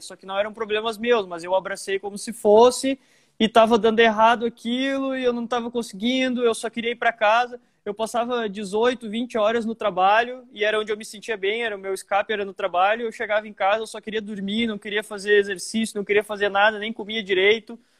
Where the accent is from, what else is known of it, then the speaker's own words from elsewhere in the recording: Montenegro, Rio Grande do Sul, Brazil; also born or lived in Porto Alegre / Nova Santa Rita / Santa Maria / Lajeado; Eu moro desde os meus oito ou nove anos em Montenegro. Eu me considero montenegrino porque eu cresci minha vida aqui.